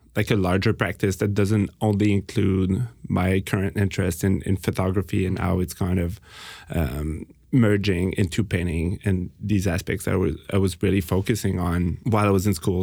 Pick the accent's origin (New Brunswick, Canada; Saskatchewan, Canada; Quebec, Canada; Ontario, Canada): Quebec, Canada; Montreal; we're from Montreal